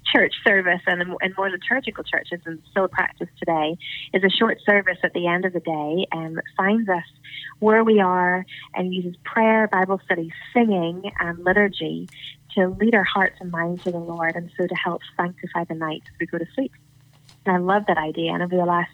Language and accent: English; Northern Ireland, United Kingdom; I'm actually talking to you from Northern Ireland.